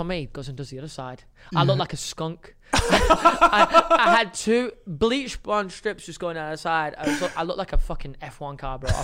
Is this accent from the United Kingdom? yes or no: yes; England, United Kingdom; I'm English